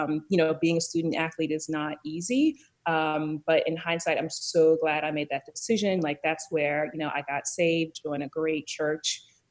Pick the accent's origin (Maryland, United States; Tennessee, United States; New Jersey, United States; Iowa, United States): Maryland, United States; Columbia; I was born and raised in Columbia, Maryland, which is a planned community right outside of DC, in a suburb of Baltimore City